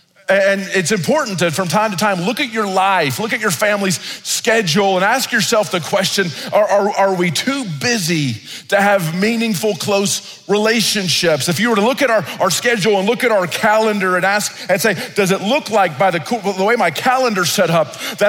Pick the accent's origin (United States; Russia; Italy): Italy; When I was growing up in Italy, I grew up in isolation. I was the only black kid. I didn't speak the language.